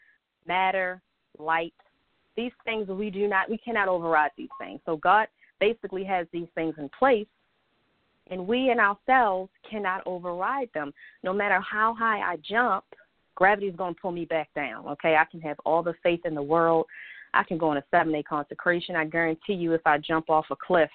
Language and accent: English; Baltimore, Maryland, United States; I was born and raised here in Baltimore, Maryland